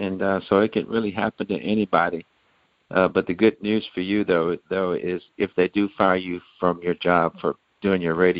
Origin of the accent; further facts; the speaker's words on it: Shreveport, Louisiana, United States; moved away as an adult; now in Atlanta, United States; Growing up in Shreveport, Louisiana, the culture there was so pro-faith.